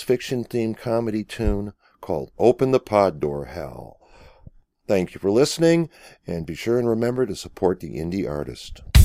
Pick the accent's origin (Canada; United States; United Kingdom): United States; Cleveland, Ohio; my hometown, Cleveland, Ohio area